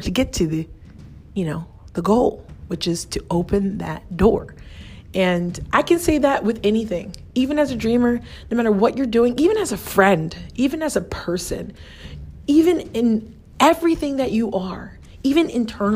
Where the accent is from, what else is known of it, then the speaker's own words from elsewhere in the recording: United States; I'm American and I'm a professional in America